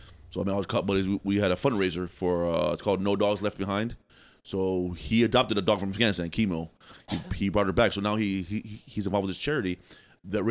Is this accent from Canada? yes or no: no; Finland; now in Miami, United States; I'm from Finland